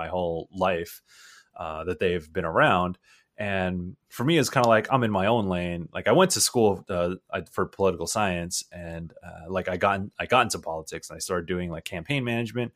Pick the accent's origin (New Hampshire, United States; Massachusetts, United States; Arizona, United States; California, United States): California, United States; San Diego; I'm from San Diego